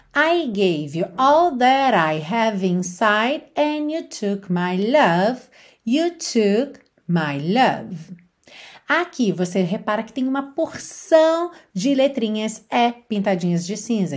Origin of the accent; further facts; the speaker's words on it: Brazil; accent: Brazilian; first language Portuguese; now in Portugal; Eu costumo falar com sotaque brasileiro